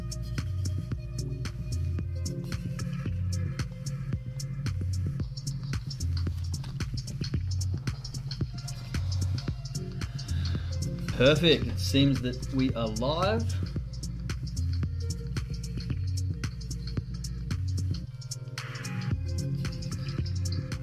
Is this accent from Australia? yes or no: yes; Australia; now in Germany; I'm originally from Australia, but moved to Germany now